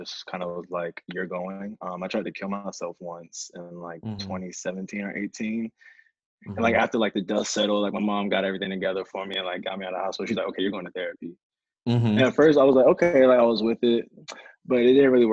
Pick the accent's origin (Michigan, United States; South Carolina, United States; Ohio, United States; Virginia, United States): Virginia, United States; Norfolk; also born or lived in Baltimore, Maryland; I grew up in Norfolk and spent like half my year in Baltimore